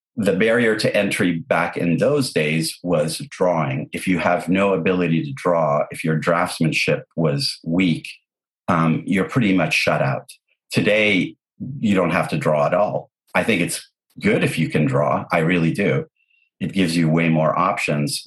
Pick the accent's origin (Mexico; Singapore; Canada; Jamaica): Canada; English is a second language; also born or lived in Lebanon; We we moved from Lebanon to Canada when I was nine years old